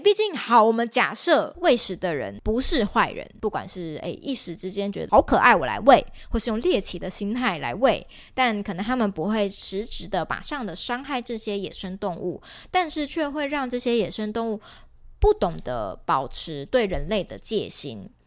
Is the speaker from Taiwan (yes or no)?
yes; Kaohsiung, Taiwan; 我是高雄人，我爸妈平常住在美浓